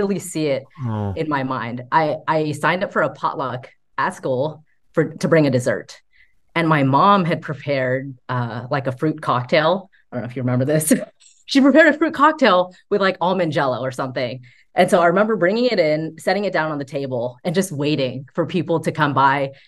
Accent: United States; me growing up in American culture

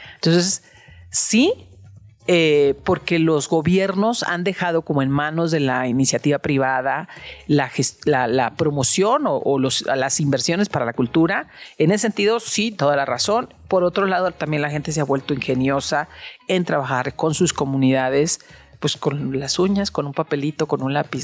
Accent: Guadalajara, Jalisco, Mexico; Yo que soy de Guadalajara

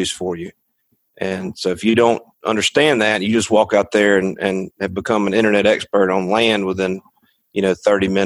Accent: Clarke County, Alabama, United States; I'm from Clark County

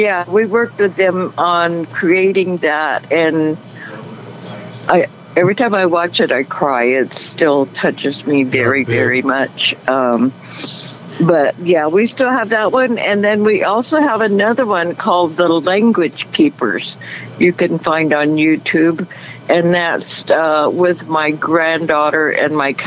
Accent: Venice Hill, California, United States; I live just probably like 10 miles from where I was born, there on Venice Hill with the Wukchumni tribe

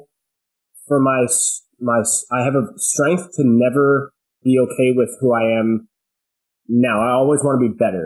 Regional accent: central New Jersey, United States; I was born in New Jersey, central New Jersey. We had a farm, and I was raised there

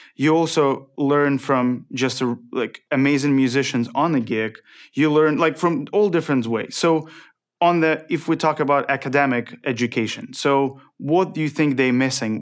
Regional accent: Ukraine; moved away; I'm from Ukraine

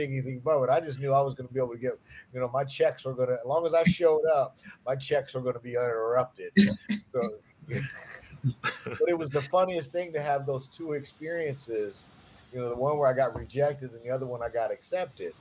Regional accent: Ohio, United States; I'm from Ohio

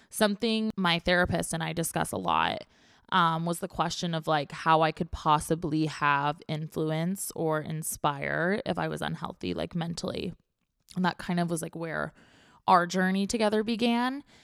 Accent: Orange County, California, United States; now in San Diego, United States; I grew up in Orange County.

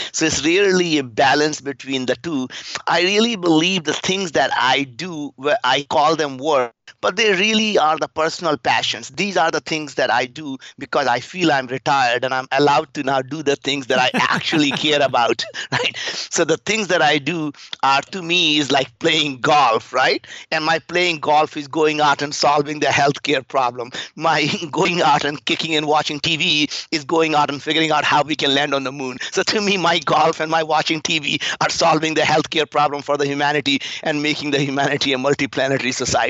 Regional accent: India; English is a second language; moved away as an adult; now in United States; I grew up in India. We were very, very poor. We didn't have food to eat. We didn't have anything. I came to the United States when I was 22, 35 years ago

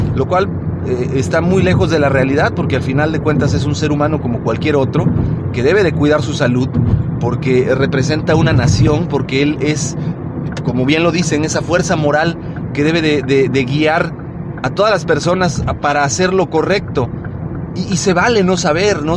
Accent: Mexico; como buenos mexicanos

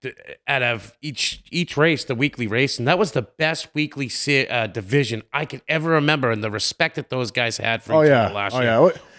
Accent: Lowell, Massachusetts, United States; I was a kid from Lowell.

